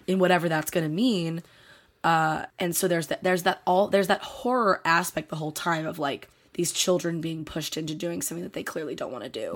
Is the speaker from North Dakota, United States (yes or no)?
no; Delaware County, Pennsylvania, United States; I'm from Delaware County, Pennsylvania.